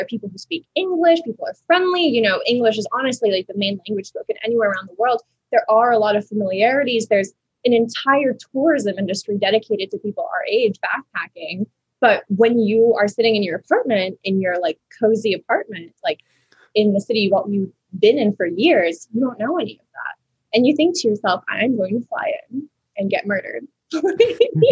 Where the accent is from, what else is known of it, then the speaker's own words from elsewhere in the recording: United States; also born or lived in France; when I flew back to America, even as like a 13-year-old girl